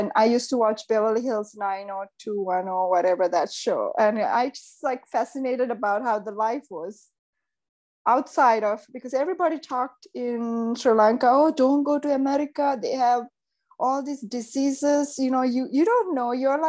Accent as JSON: {"language": "English", "country": "Seychelles", "tie": "born or raised there", "lives_now": "Los Angeles, United States", "said": "Because growing up in Seychelles was fantastic."}